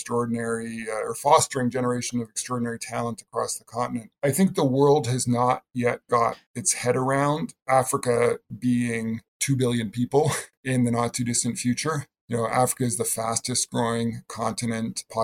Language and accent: English; British Columbia, Canada; I grew up in British Columbia, Canada